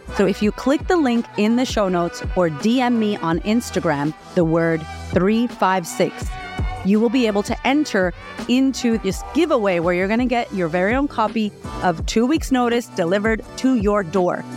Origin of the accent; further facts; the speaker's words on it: Boston, Massachusetts, United States; now in Australia; I grew up in Boston, and I grew up on food stamps, and now I live in Australia